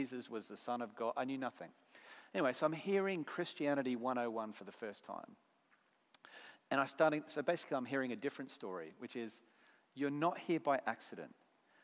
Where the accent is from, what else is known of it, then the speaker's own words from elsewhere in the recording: Brisbane, Queensland, Australia; accent: Aussie; moved away as an adult; now in United Kingdom; Where I come from in Brisbane, Australia